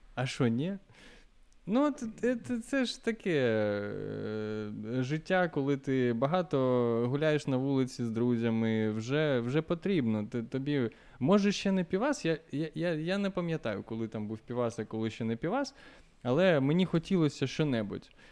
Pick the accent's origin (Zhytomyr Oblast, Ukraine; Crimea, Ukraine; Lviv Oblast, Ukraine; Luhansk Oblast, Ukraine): Luhansk Oblast, Ukraine; Luhansk; moved away as an adult; also born or lived in Kharkiv; я з Луганська